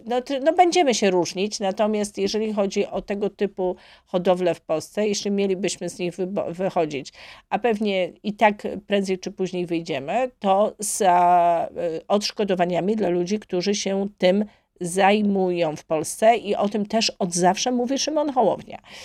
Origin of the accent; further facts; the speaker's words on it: Gniezno, Greater Poland, Poland; do mojego rodzinnego miasta, do Gniezna